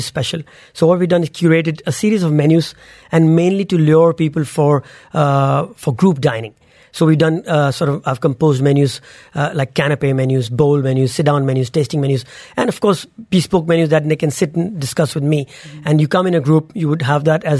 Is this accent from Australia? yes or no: no; India; moved away; when we grew up in India, Diwali meant celebration